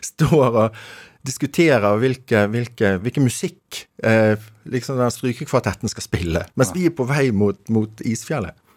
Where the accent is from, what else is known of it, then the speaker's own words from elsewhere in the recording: Bergen, Vestland, Norway; accent: Bergen dialect; now in Oslo, Norway; Nå er vi i, som du hører av dialekten, Bergen. Rett syd for Bergen. Mm. Ehm, i dag det, det, det som var en selvstendig kommune som het eh, Fana. Så ehm, jeg vokste opp på Midtun